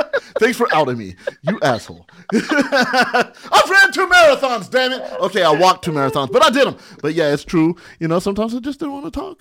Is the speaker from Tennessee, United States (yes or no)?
no; Barstow, California, United States; also born or lived in San Bernardino, California; I lived in my sister's shadow growing up in Barstow.